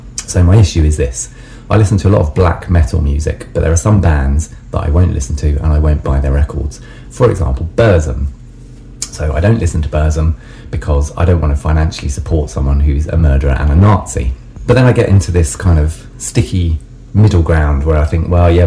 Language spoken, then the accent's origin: English; Brighton, South East England, United Kingdom; I'm from Brighton in England.